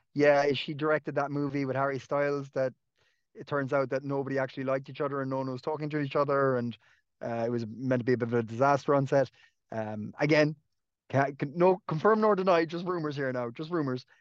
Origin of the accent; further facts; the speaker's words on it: Clonakilty, Munster, Ireland; now in Dublin, Ireland; You've come down to my, my hometown a few times, uh, Clonakilty